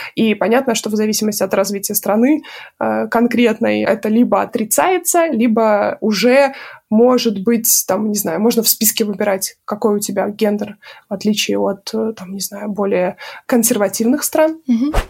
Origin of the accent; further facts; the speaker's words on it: Minsk, Belarus; moved away as an adult; also born or lived in United States; now in Warsaw, Poland; этот город Минск, мой родной город